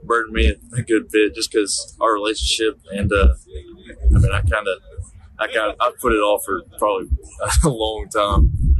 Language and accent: English; Rabun, Georgia, United States; Raven, my hometown